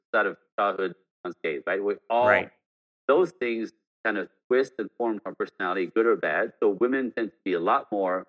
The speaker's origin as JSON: {"language": "English", "town": "Montreal", "region": "Quebec", "country": "Canada", "tie": "born there", "first_language": "French", "second_language": "English", "said": "I'm born French Canadian, so I speak French. That's not my freaking fault, right?"}